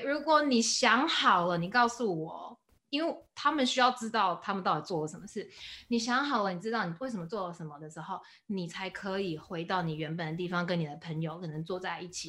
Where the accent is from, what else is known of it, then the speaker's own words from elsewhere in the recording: Taiwan; moved away; 我是 from Taiwan